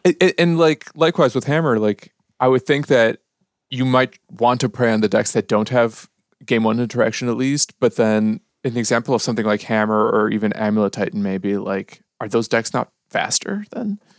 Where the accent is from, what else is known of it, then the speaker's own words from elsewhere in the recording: Chicago, Illinois, United States; moved away as an adult; now in United Kingdom; we said, "Chicago."